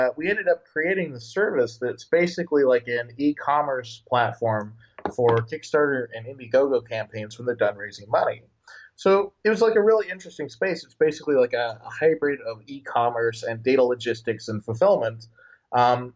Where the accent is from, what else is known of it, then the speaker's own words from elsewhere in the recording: Illinois, United States; moved away as an adult; now in San Francisco, United States; I'm from the American Midwest. I grew up in Illinois, and I've been there for most of my life